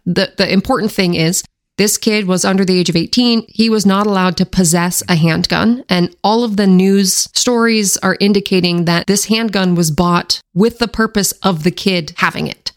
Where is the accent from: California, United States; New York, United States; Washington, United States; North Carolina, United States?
Washington, United States; my home state